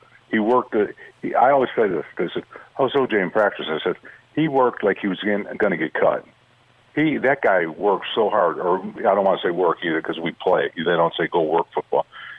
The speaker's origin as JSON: {"language": "English", "town": "Detroit", "region": "Michigan", "country": "United States", "tie": "born or raised there", "moved": "as an adult", "said": "I grew up in Detroit, 10 kids"}